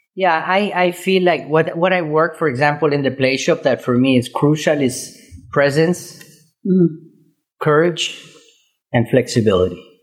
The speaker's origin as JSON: {"language": "English", "region": "Córdoba", "country": "Argentina", "tie": "born or raised there", "moved": "yes", "said": "I'm Argentinian"}